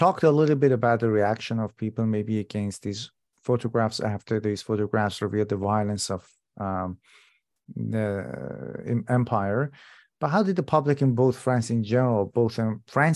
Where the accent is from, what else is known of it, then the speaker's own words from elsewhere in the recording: Iran; moved away; I'm originally from Iran myself. So I grew up there